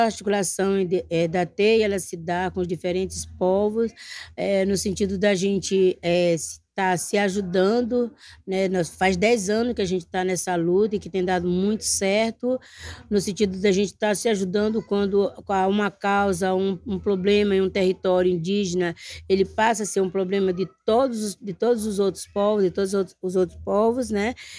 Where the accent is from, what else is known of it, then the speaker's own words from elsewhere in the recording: Maranhão, Brazil; sou quebradeira de coco babaçu, sou aqui do Maranhão